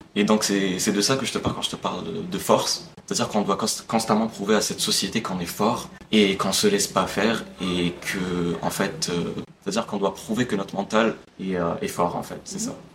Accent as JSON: {"language": "French", "country": "Algeria", "tie": "born or raised there", "moved": "as an adult", "lives_now": "France", "said": "je suis algérien, j'ai vécu toute ma vie en Algérie, je suis en France que depuis un an, je suis venu pour mes études."}